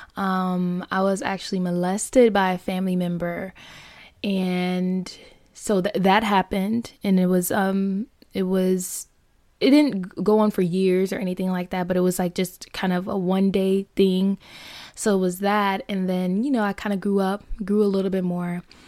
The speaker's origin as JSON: {"language": "English", "town": "Fort Lauderdale", "region": "Florida", "country": "United States", "tie": "born or raised there", "said": "born and raised in Fort Lauderdale, Florida"}